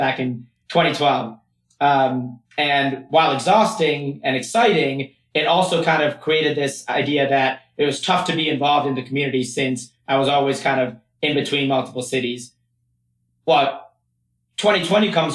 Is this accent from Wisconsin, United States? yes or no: no; Michigan, United States; also born or lived in Baltimore, Maryland; I was born in Baltimore, but pretty much spent my whole life in Michigan